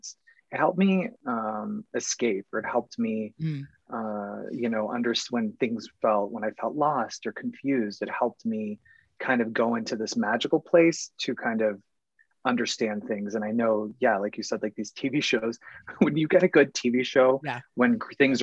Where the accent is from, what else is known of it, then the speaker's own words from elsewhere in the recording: Phoenix, Arizona, United States; moved away; I'm from Phoenix, Arizona originally.